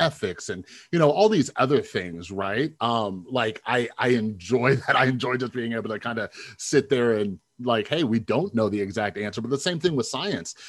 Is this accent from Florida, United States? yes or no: no; Las Vegas, Nevada, United States; I'm from Vegas